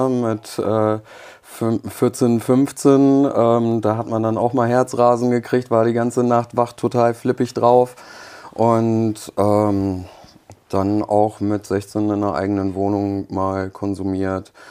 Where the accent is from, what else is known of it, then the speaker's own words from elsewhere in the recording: Germany; also born or lived in Poland; Ich bin mit zwei Jahren nach Deutschland gekommen ähm, wir sind gebürtige Polen